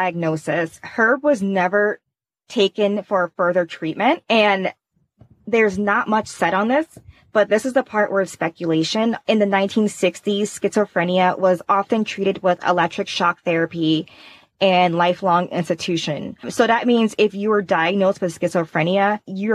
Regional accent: Indiana, United States; I'm from Indiana

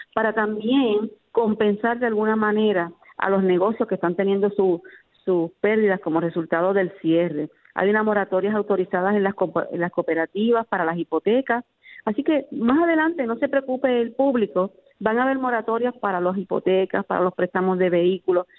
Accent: Puerto Rico; nuestro Puerto Rico

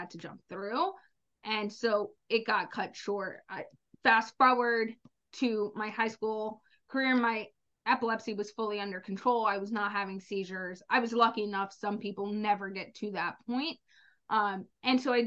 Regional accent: the South, United States; I was born in the South in the summer

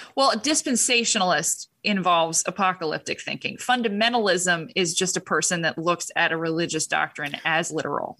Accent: Huntington Beach, California, United States; I was raised in Huntington Beach

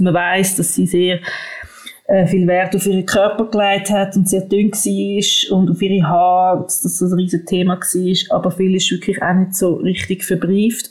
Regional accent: Switzerland; bei uns in der Schweiz

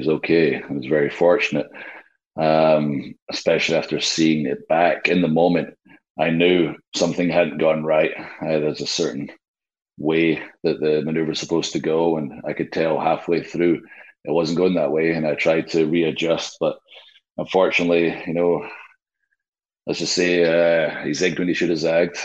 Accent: Scotland, United Kingdom; now in Nashville, United States; I am Scottish

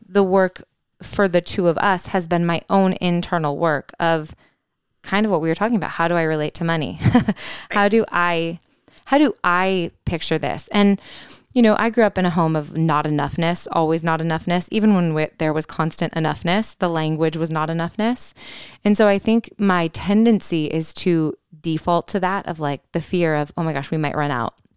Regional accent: Holland, Michigan, United States; moved away; we're in my hometown right now. We're in Holland, Michigan

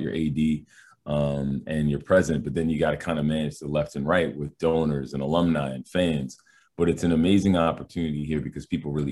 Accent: Massachusetts, United States; moved away as an adult; now in Albany, United States; I grew up in Massachusetts

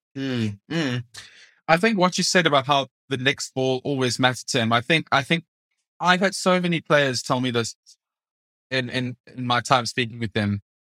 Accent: South Africa; moved away as an adult; now in United Kingdom; I'm a South African born journalist living and working in the U K.

